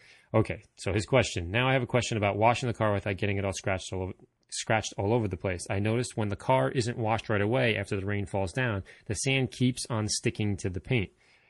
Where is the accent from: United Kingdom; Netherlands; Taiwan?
Netherlands; first language Dutch; English is a second language; I am from the Netherlands and my original language is Dutch, not English.